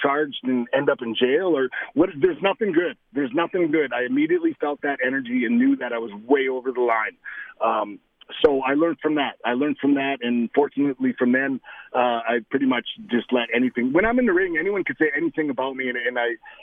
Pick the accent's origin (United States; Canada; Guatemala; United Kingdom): Canada; Saskatoon, Saskatchewan; one of my good friends from elementary school growing up in Saskatoon